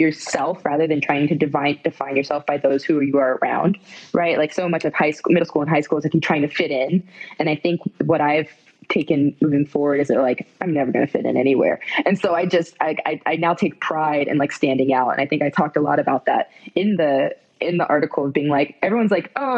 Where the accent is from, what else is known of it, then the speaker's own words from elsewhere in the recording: West Palm Beach, Florida, United States; I grew up in South Florida, West Palm Beach area, which is super diverse